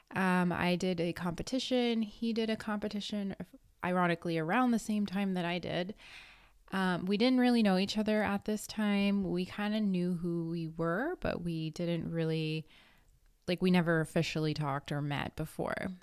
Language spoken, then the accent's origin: English; Redondo Beach, California, United States; I'm originally from Redondo Beach, California.